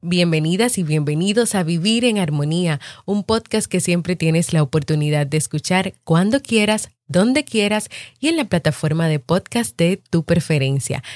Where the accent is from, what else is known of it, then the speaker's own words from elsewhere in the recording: Dominican Republic; aquí en mi país, República Dominicana